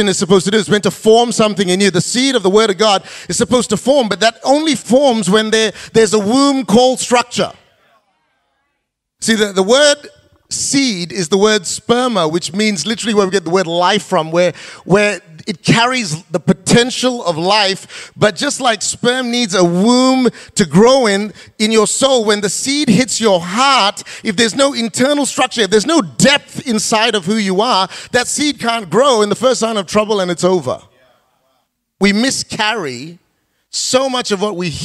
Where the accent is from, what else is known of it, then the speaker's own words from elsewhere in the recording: Perth, Western Australia, Australia; moved away as an adult; also born or lived in Malaysia; as a single guy growing up in Perth, before I went to Malaysia to start Kingdom City